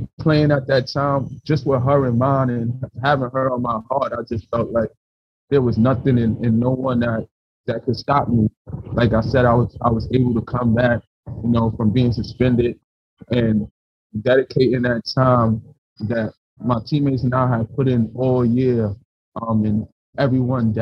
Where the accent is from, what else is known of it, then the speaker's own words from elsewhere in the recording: New York City, New York, United States; me coming from the tough neighborhood that I grew up in the South Bronx